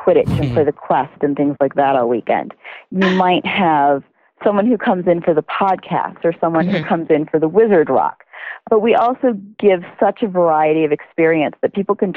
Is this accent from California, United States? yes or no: no; West Michigan, United States; I grew up in West Michigan, so I grew up doing weekend trips to Chicago